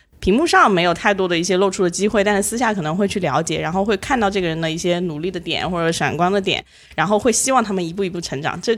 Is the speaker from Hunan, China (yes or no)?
yes; Changsha, Hunan, China; moved away as an adult; now in Hangzhou, China; 土生土长的长沙人。